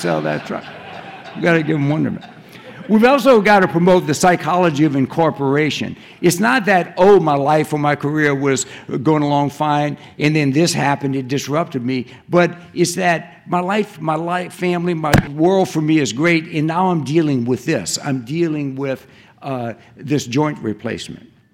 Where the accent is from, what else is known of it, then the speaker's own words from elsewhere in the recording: Cajun country, Louisiana, United States; moved away; I grew up in Cajun country